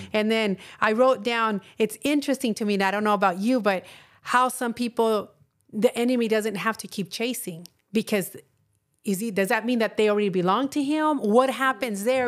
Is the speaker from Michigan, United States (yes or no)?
no; Texas, United States; I'm from Texas and a lot of people from there are Catholics